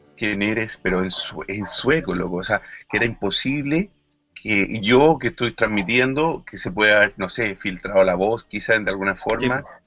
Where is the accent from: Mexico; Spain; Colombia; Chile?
Chile; como chilenos lo decimos